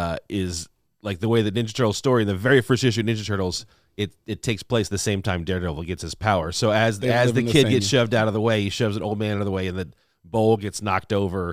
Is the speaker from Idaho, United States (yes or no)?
no; Louisiana, United States; I'm Cajun, I'm kind of a coon ass